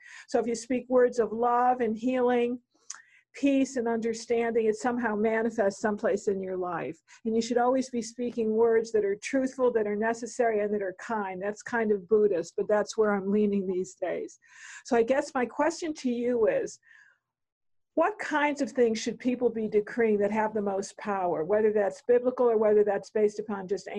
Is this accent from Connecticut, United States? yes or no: yes; Connecticut, United States; my home state of Connecticut. I was in New Haven, Connecticut.